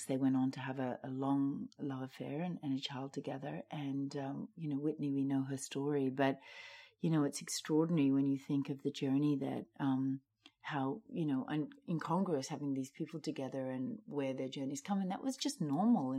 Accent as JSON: {"language": "English", "country": "Australia", "also_born_or_lived": "New York / London / Los Angeles", "moved": "yes", "lives_now": "Miami, United States", "said": "I'm Australian."}